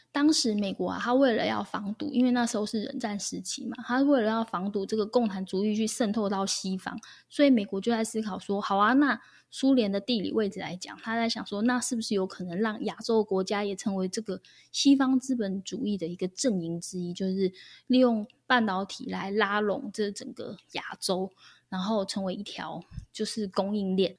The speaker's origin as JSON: {"language": "Chinese", "country": "Taiwan", "said": "我们台湾人几乎都是这样被吓大的嘛"}